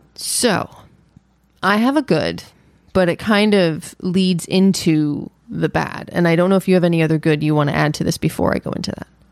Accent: New York, United States; being born and raised in New York

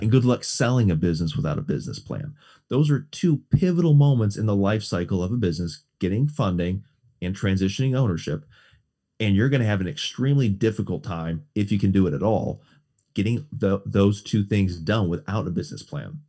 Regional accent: West Bend, Wisconsin, United States; moved away; also born or lived in Mequon; Born and raised in Southeast Wisconsin, West Bend, and Mequon

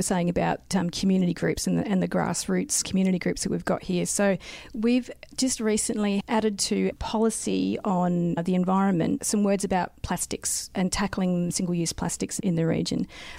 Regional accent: South Australia, Australia; So I grew up in South Australia, moved away and became a geologist

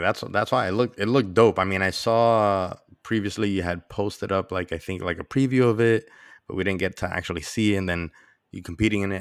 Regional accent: New York, United States; I'm Dominican. even though I was born and raised in New York

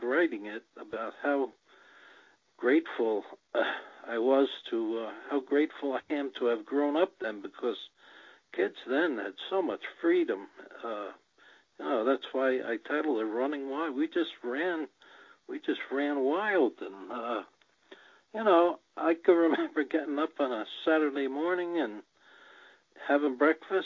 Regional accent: New Jersey, United States; I grew up in New Jersey

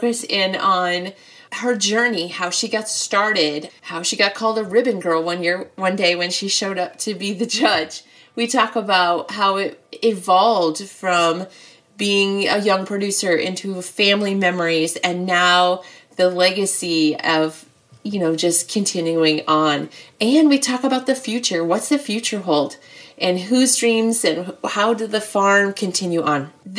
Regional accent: Mechanicsville, Iowa, United States; I mean, I'm from Mechanicsville, so we're like practically neighbors still.

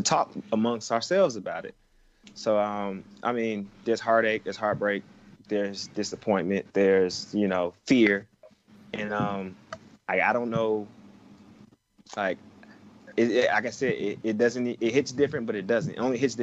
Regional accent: Atlanta, Georgia, United States; I grew up in the city of Atlanta for the most part

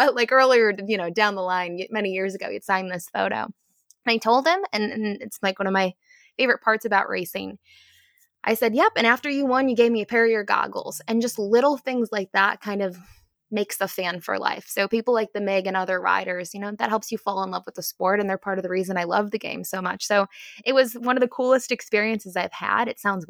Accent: United States; I thought that I wouldn't be doing anything, especially with me being American. I don't live in Canada, and that's where Fort Erie is.

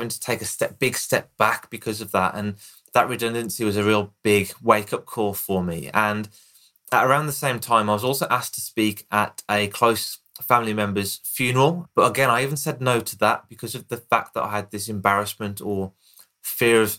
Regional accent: Birmingham, West Midlands, United Kingdom; accent: Birmingham; here in the UK, I've got a Birmingham accent

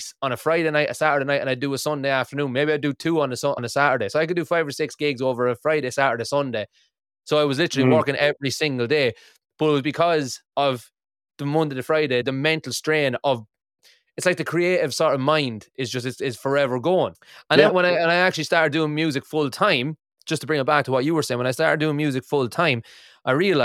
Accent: Ireland; moved away as an adult; now in Aberdeen, United Kingdom; I live in Aberdeen in Scotland, and when I moved here, I'm originally from Ireland, but I moved here in 2014

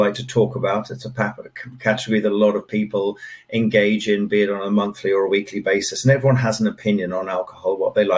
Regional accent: Kent, South East England, United Kingdom; moved away as an adult; also born or lived in Dusseldorf, Germany / Frankfurt, Germany; now in Ireland; I grew up in Kent in southeast England. I lived most of my formative years there.

